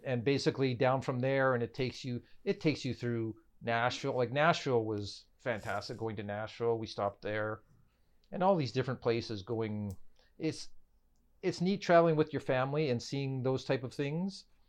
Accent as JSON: {"language": "English", "country": "Canada", "said": "we are from Canada"}